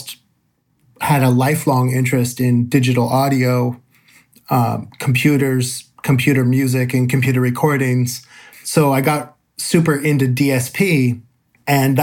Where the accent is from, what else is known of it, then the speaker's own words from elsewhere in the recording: San Francisco Bay Area, California, United States; I'm from the San Francisco Bay Area